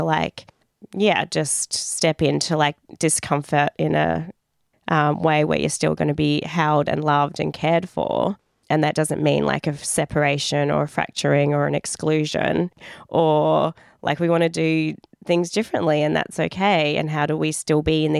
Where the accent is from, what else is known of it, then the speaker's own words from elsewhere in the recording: Dandenong, Victoria, Australia; growing up as a migrant, growing up in Dandenong